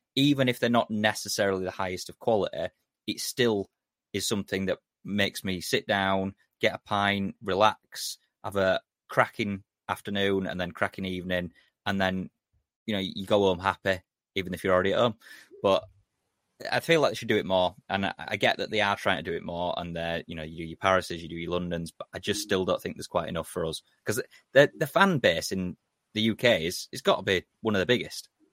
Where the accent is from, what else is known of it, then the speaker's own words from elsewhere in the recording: England, United Kingdom; we're, we're British fans or English fans.